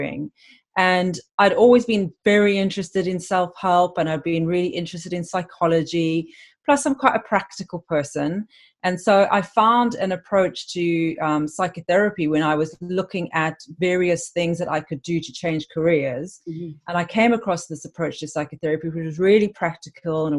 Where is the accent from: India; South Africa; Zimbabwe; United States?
South Africa; Cape Town, Western Cape; moved away as an adult; now in London, United Kingdom; I'm actually originally from Cape Town in South Africa, but I've lived in London for 23 years.